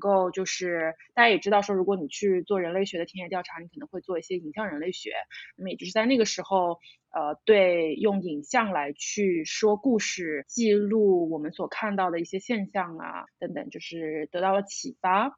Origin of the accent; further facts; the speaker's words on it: Shanghai, China; 我是上海人，土生土长的